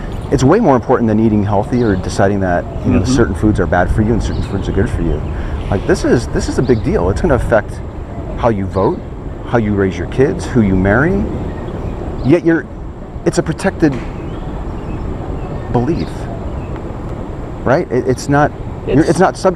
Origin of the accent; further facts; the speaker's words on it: Chicago, Illinois, United States; now in San Antonio, United States; We're all from Chicago